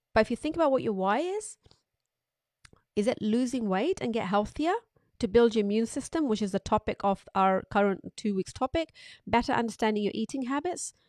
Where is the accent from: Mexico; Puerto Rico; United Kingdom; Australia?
United Kingdom; As British public